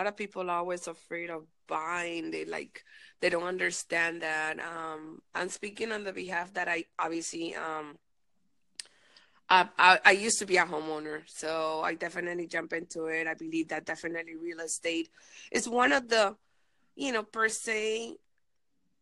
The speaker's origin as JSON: {"language": "English", "country": "Panama", "moved": "yes", "lives_now": "Los Angeles, United States", "said": "I'm originally from Panama"}